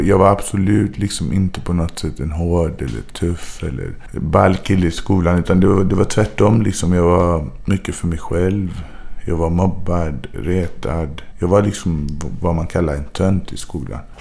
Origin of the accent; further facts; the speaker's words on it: Gothenburg, Västra Götaland, Sweden; moved away as an adult; also born or lived in Majorna / Bergsjön / Angered; jag tror det var på Sahlgrenska. Det var här i Göteborg